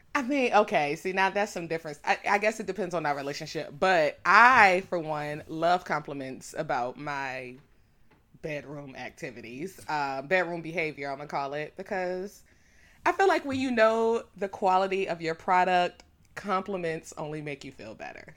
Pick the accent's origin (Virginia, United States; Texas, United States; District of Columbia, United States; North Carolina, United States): Virginia, United States; DMV area; The D M V area